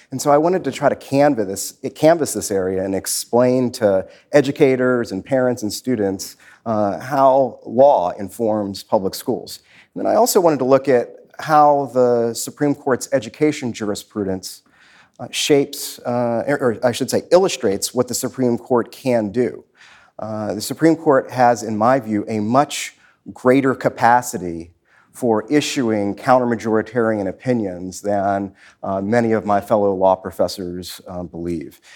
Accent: Washington, District of Columbia, United States; I grew up in southeast Washington, east of the Anacostia River

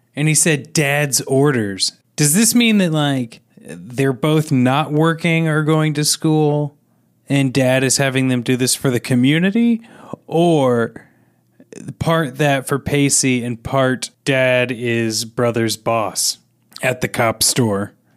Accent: Kansas City, United States; growing up in Kansas City

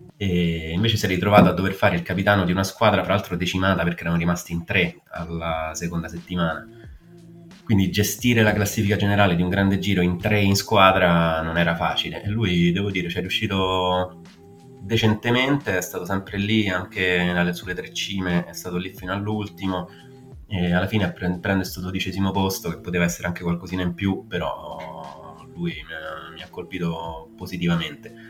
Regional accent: outside the Rome ring road, Lazio, Italy; sono fuori dal raccordo anulare

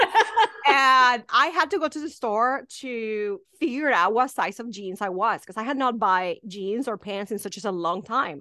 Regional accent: Mexico; English is a second language; moved away as an adult; now in United States; I am from a really small town in Mexico

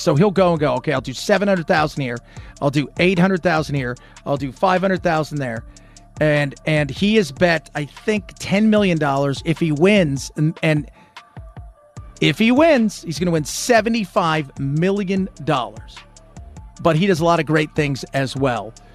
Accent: Long Beach, California, United States; I grew up in Long Beach, Strong Beach, California.

